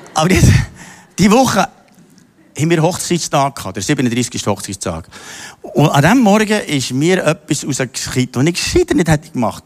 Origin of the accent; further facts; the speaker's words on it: Simmental, Bern, Switzerland; ich bin im Bauer aufgewachsen, im Simmental hinter